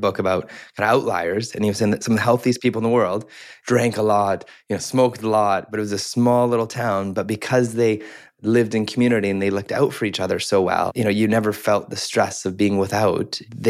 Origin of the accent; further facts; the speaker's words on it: Canada; growing up in Canada